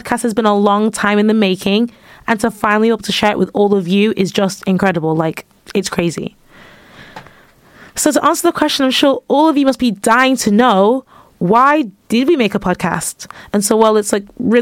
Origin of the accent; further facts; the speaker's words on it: United Kingdom; also born or lived in Manchester / London; now in York, United Kingdom; I'm from Manchester and London